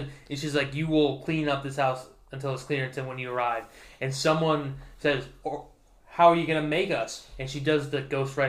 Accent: California, United States; growing up in California, we got training on how to fight sharks.

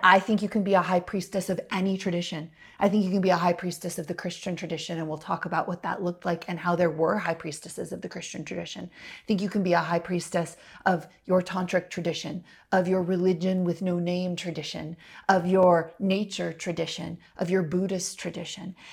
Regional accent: United States; as a little girl and little white girl growing up in America

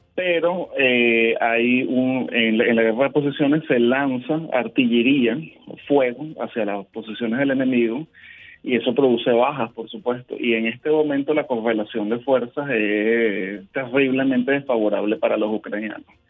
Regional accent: Venezuela; nosotros somos venezolanos

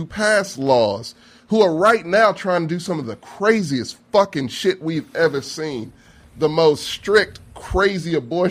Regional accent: Michigan, United States; I come from Michigan.

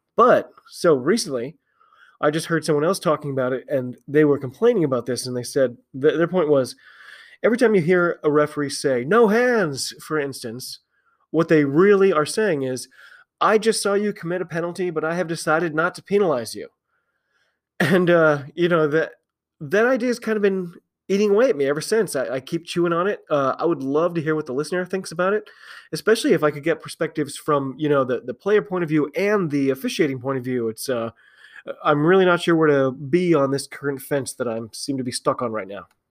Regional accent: United States; I'm an American

